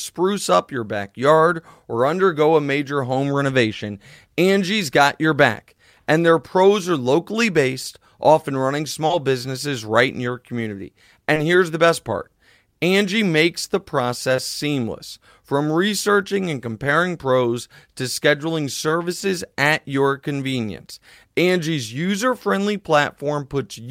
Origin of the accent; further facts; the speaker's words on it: Midwest, United States; I'm a Midwesterner.